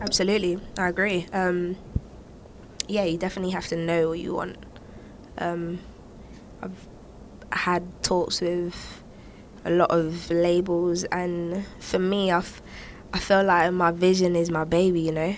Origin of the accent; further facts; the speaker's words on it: United Kingdom; I'm black, I'm British